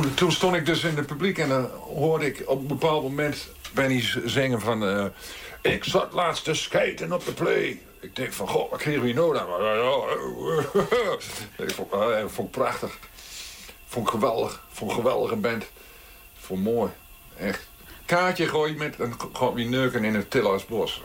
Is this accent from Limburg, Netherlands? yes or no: no; Beltrum, Gelderland, Netherlands; Ik ben geboren in Beltrum. En Beltrum ligt tussen uh, Groenlo en Borculo.